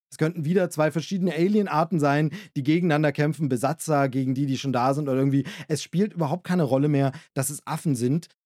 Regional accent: Germany; als Deutscher

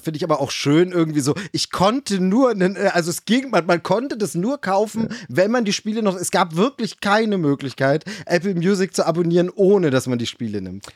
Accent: Germany; moved away; in meiner Heimatregion dort gibt, im, im, äh, in der Lausitz

